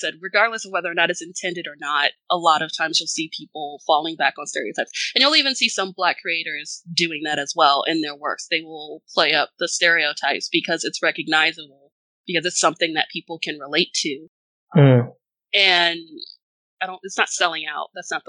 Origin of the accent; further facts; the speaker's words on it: the South, United States; especially growing up in the South. Never.